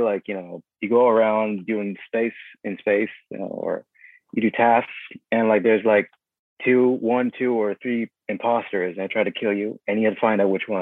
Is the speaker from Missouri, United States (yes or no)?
no; New York, United States; I'm not from the city. I'm from the state.